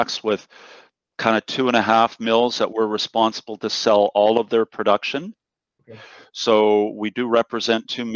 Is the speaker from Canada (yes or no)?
yes; Canada; also born or lived in Victoria, British Columbia, Canada; being Canadian